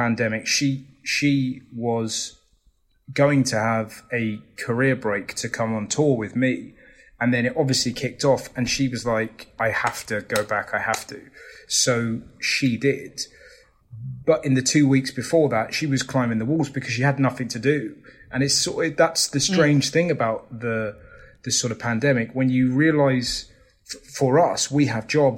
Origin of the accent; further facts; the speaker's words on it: England, United Kingdom; as an Englishman